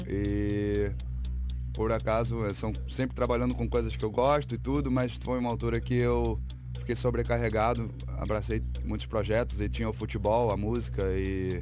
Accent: Brazil; sou brasileiro

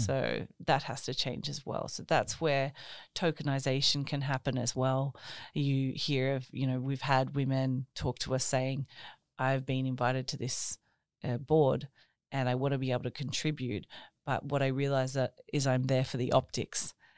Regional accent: Australia; moved away as an adult; now in Norway; I grew up in Australia, but I have um, an Italian background

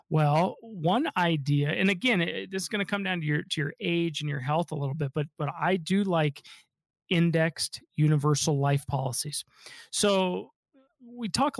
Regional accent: Denver, Colorado, United States; I'm a local guy, born and raised in Denver.

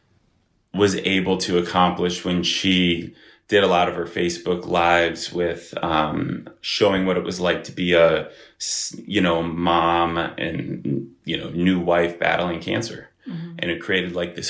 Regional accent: Bath area, Ohio, United States; also born or lived in Chicago; I grew up in, the Bath area

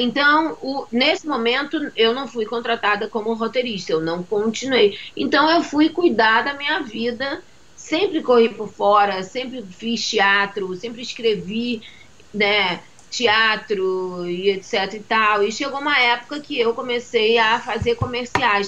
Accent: Salvador, Bahia, Brazil; moved away as an adult; now in Rio de Janeiro, Brazil; Fui criada em Salvador, com 11 anos de idade me mudei para Salvador

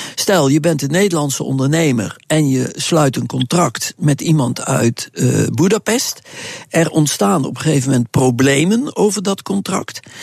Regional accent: Netherlands; als Nederlander

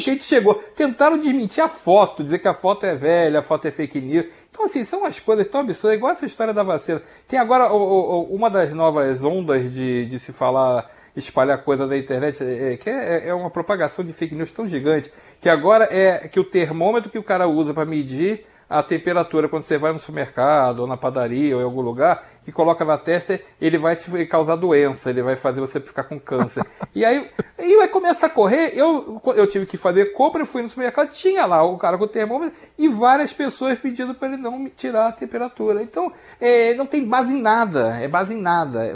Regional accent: Rio de Janeiro, Brazil; eu sou carioca, eu conheço bem a política do Rio

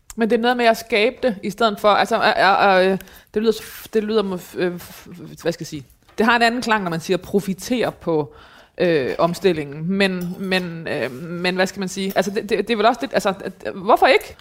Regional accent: Thy, North Denmark Region, Denmark; jeg kommer jo fra Thy, som er lige ved siden af Mors

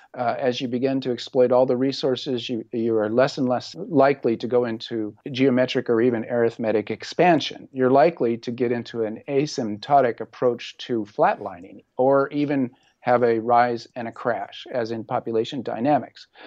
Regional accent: Orange County, California, United States; I grew up in Orange County, and really my salvation as a teenager was my love of body surfing

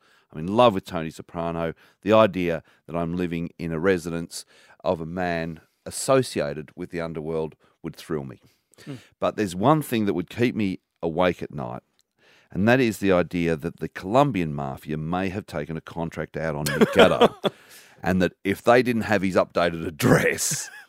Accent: Bayswater, Victoria, Australia; Because I grew up in Bayswater in the foothills of the Dandenongs, yep.

